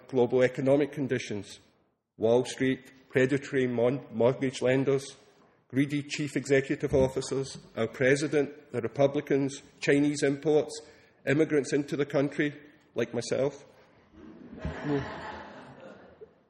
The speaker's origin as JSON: {"language": "English", "region": "Scotland", "country": "United Kingdom", "moved": "yes", "lives_now": "Austin, United States", "said": "being Scottish, I didn't grow up with the Thanksgiving holiday"}